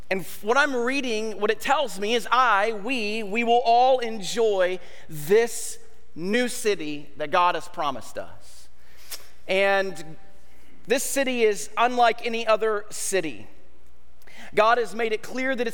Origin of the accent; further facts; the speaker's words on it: United States; as an American society